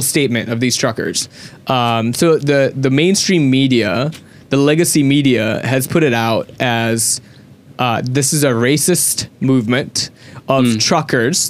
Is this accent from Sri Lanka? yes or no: yes; Sri Lanka; me being a Sri Lankan